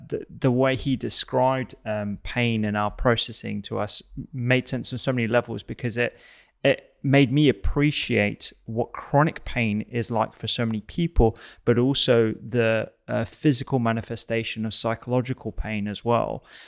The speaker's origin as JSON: {"language": "English", "country": "United Kingdom", "said": "conversation about grief and bereavement in general is something that we don't tend to do very well as British people."}